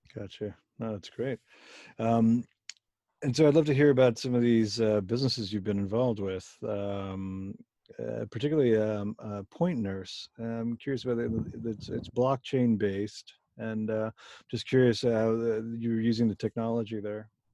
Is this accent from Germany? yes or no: yes; Germany; moved away; I was born in Germany